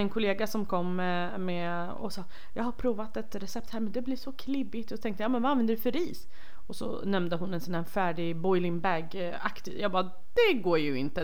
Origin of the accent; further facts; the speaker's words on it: Rojhalat, Iranian Kurdistan, Iran; moved away; där jag kommer ifrån som är Rojhalat